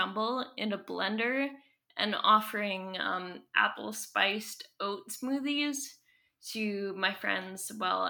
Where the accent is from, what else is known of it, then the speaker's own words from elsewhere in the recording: Squamish Nation territory, British Columbia, Canada; moved away as an adult; now in Lekwungen territory, Canada; I've spent most of my life before now growing up on Squamish Nation territory